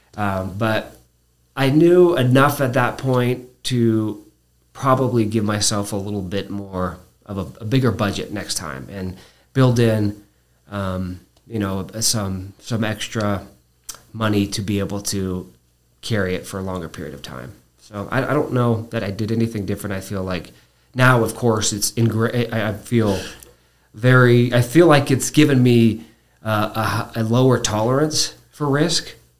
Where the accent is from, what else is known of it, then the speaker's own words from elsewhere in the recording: Albuquerque, New Mexico, United States; I was born here in Albuquerque